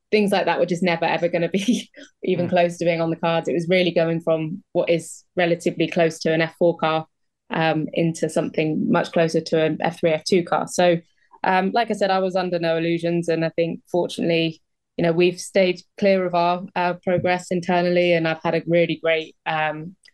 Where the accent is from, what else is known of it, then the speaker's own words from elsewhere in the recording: United Kingdom; Being British